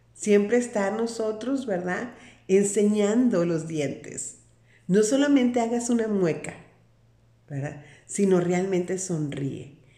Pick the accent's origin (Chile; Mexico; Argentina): Mexico; Sinaloa; Soy de una parte de la República Mexicana, soy de Sinaloa